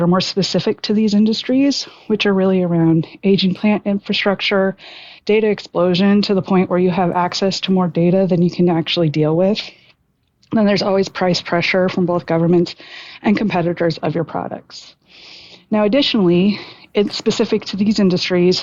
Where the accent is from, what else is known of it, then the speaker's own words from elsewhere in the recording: Northwest Iowa, United States; moved away as an adult; now in Texas, United States; I'm originally from Northwest Iowa.